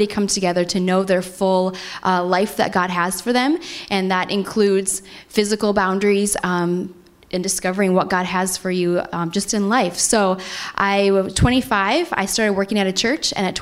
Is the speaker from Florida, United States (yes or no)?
no; North Dakota, United States; moved away; I'm originally from North Dakota, so the snow out there makes me feel like I'm at home